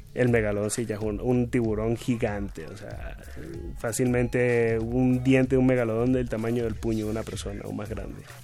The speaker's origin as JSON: {"language": "Spanish", "country": "Venezuela", "moved": "yes", "lives_now": "Mexico", "said": "en mi tierra, en, Venezuela"}